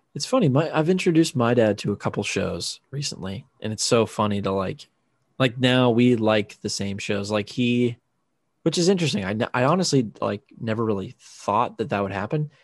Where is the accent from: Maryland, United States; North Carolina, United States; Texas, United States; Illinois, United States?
Maryland, United States; Chesapeake Bay area near Annapolis; born or raised there; moved away as an adult